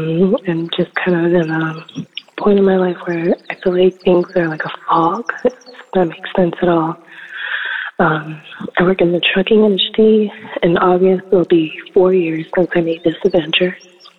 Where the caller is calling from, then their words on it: Illinois, United States; I'm calling from Illinois.